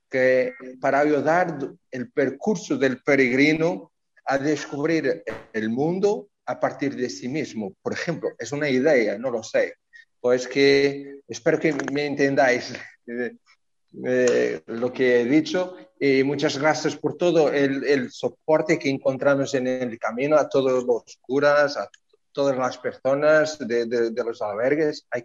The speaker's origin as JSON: {"language": "Spanish", "country": "Portugal", "second_language": "Spanish", "said": "soy de Portugal, soy diácono permanente de la Iglesia de Oporto."}